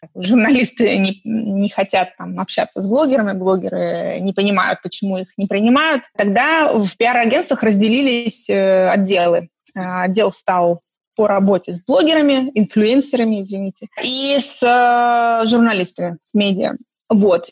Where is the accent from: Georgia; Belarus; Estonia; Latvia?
Estonia; moved away as an adult; also born or lived in Khabarovsk, Russia; now in London, United Kingdom; мне из Эстонии, э, где я выросла